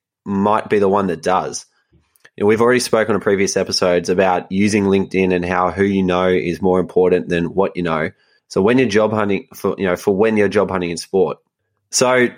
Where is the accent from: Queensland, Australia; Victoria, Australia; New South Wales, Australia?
Victoria, Australia; Melbourne; where I grew up in Melbourne, life is pretty comfortable